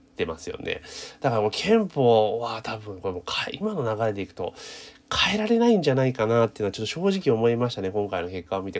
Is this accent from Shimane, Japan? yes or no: no; Osaka, Japan; 私、大阪市民じゃなくて府民ですから